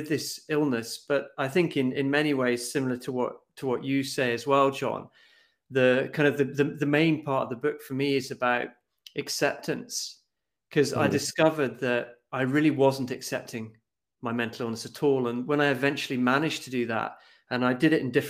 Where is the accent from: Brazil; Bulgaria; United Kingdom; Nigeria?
United Kingdom; Scotland; moved away as an adult; now in Norway; I come from Scotland. I've been living in Norway for the last 17 years